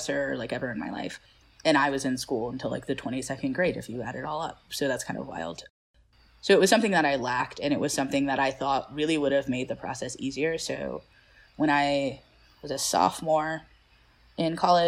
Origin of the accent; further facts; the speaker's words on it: Atlanta, Georgia, United States; also born or lived in Grayson, Georgia; I'm from Georgia and I grew up, you know, in Grayson, but also in Atlanta